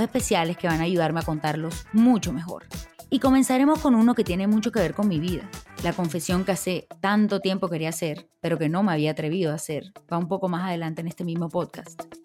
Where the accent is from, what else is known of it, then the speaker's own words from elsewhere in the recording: Barranquilla, Atlántico, Colombia; nací en Barranquilla, Colombia